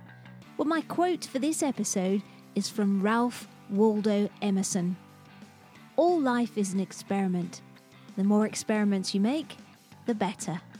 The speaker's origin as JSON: {"language": "English", "region": "England", "country": "United Kingdom", "said": "as an English woman who's barely mastered the basic niceties of a second language"}